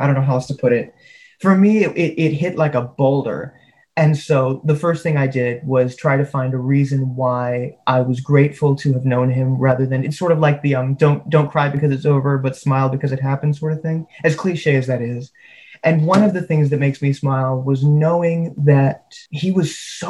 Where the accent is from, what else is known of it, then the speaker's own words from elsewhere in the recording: Canada; also born or lived in United States; I'm from the States, but I was raised in Canada